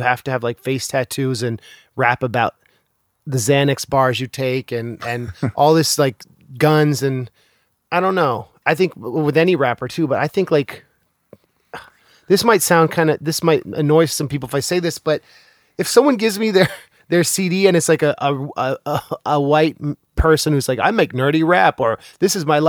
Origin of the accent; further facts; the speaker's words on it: United States; I think that's, like, a deep thing about being American, is that we have this kind of sheen that everything's okay and everything was done for the right reason and everything is optimistic.